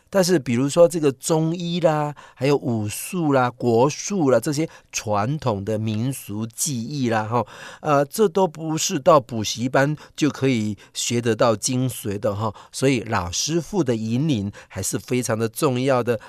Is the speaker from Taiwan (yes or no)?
yes; Taiwan; 我们台湾人却是对自己的人是这样